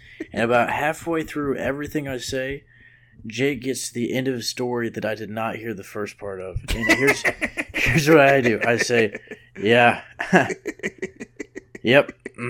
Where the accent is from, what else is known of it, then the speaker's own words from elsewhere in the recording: New Orleans, Louisiana, United States; No, I said I'm from New Orleans. I go to New Orleans.